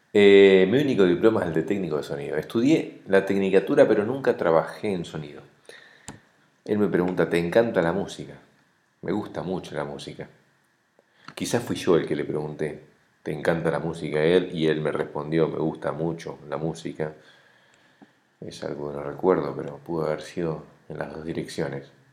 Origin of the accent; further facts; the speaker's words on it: Argentina; now in Uruguay; como argentino callado